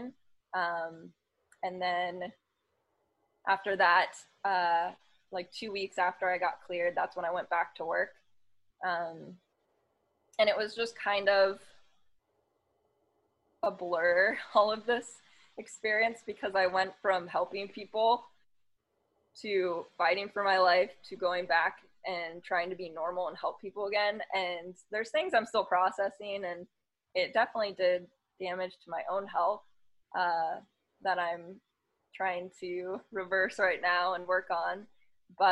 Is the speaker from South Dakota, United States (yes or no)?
no; San Diego and Los Angeles, California, United States; I was born in Los Angeles, the Valley. So LA girl. But I grew up in San Diego and LA.